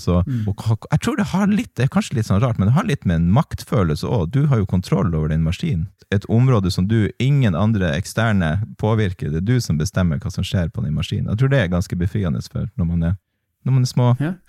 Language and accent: Norwegian; Tromsø, Troms, Norway; also born or lived in England; jeg er oppvokst i Tromsdalen